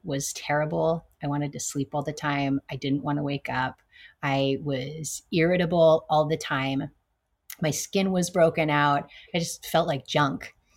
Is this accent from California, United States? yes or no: yes; California, United States; I was born in California.